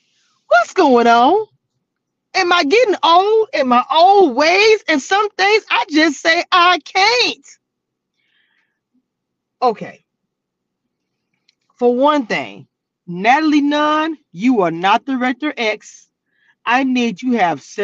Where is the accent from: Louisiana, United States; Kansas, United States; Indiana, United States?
Louisiana, United States; I'm from Louisiana